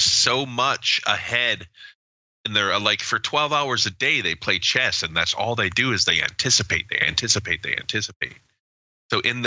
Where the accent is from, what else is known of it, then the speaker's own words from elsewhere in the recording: United States; as an American